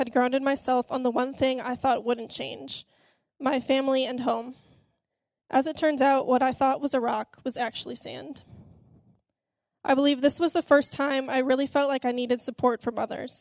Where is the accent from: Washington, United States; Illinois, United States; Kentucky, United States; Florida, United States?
Illinois, United States; Elgin; I grew up in Elgin, Illinois, with a brother and a sister